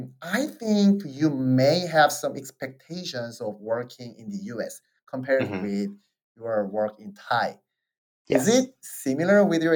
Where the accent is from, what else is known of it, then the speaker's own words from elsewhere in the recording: South Korea; accent: Korean; English is a second language; moved away; I'm from South Korea